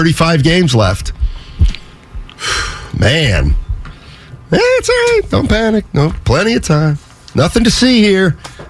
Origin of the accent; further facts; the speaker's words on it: Philadelphia, Pennsylvania, United States; Steiny, I'm born and raised in Philly.